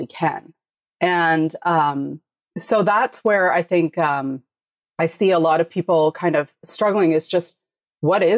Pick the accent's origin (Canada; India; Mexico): Canada; I'm Canadian